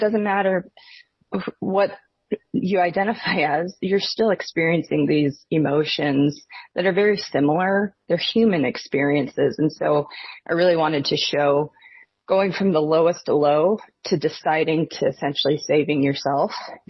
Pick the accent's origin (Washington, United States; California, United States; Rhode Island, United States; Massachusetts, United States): Washington, United States; And so, I grew up in Northern Washington, right on the border of Idaho.